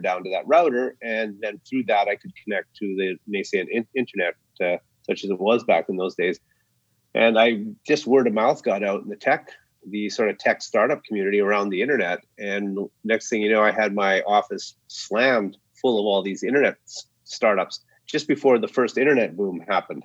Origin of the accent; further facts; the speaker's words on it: Saskatchewan, Canada; moved away; out to Saskatchewan, where I actually grew up, where the pig farm was, and where I had lots of relatives